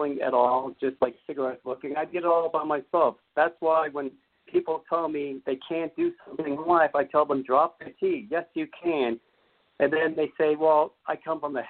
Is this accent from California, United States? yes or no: yes; Beverly Hills, California, United States; I grew up in the most richest state in the world, Beverly Hills, California